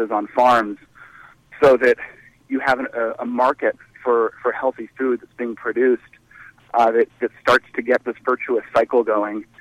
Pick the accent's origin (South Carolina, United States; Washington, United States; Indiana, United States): Washington, United States; Nooksack Valley, Whatcom County; I grew up in Nooksack Valley, which for those of you who don't know is this small rural farming community up in northeast Whatcom County, right up on the Canadian border